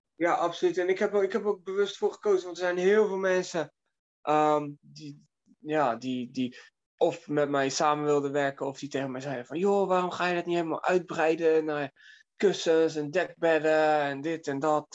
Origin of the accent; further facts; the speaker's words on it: Delft, South Holland, Netherlands; in Delft, waar ik vandaan kom